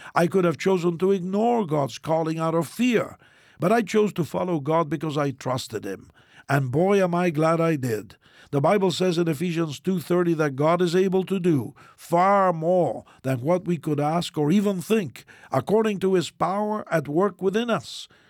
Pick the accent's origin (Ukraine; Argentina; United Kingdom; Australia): Argentina; moved away; my home country of Argentina